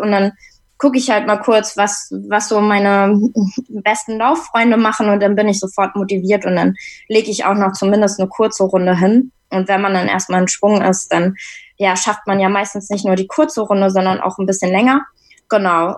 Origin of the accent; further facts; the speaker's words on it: Hamburg, Germany; ich komme aus Hamburg